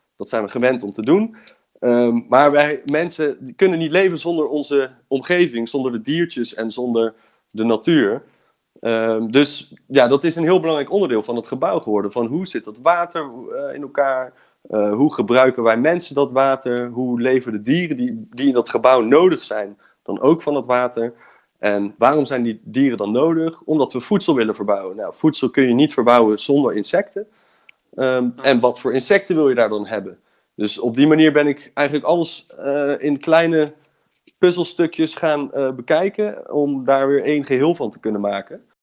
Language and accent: Dutch; Breda, North Brabant, Netherlands; moved away as an adult; now in Delft, Netherlands; ik ben opgegroeid in Breda. Ik woon nu in Delft